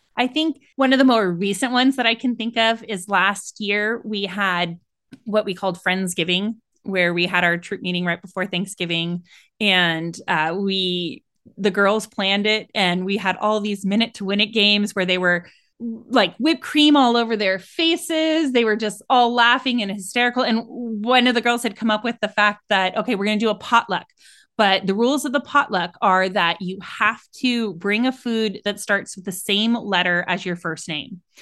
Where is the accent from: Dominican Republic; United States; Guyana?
United States; San Francisco Bay Area, California; I'm from the San Francisco Bay Area, so California